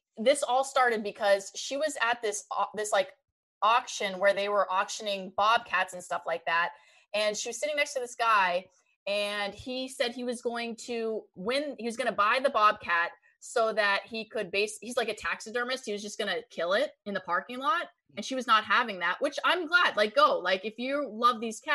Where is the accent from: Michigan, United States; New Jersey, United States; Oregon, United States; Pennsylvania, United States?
Pennsylvania, United States; Erie; I'm from Erie, Pennsylvania